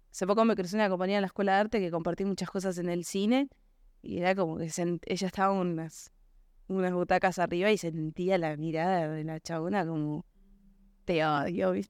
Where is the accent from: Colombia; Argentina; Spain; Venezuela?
Argentina; Florencio Varela, Buenos Aires Province; Florencio Varela. Sí, sí.